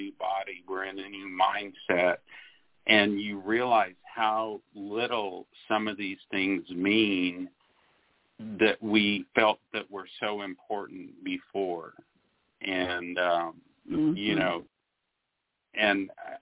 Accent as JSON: {"language": "English", "region": "Arizona", "country": "United States", "said": "I'm from Arizona, and so I always call myself a desert rat."}